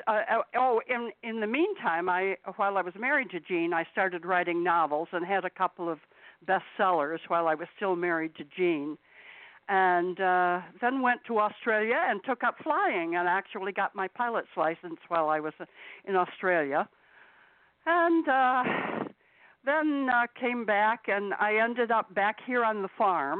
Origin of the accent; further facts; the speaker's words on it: Utica, New York, United States; also born or lived in Hollywood; I was born here in Utica, New York, in 1938, February of 1938